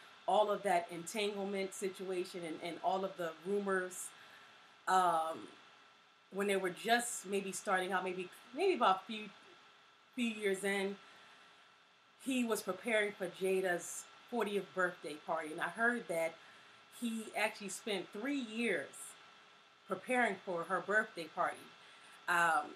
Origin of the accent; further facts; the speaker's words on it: Philadelphia, Pennsylvania, United States; also born or lived in Virginia; I was born in Virginia, but I've been in West Philly since I was about 2 or 3. And so I lived my whole life here, my entire school upbringing here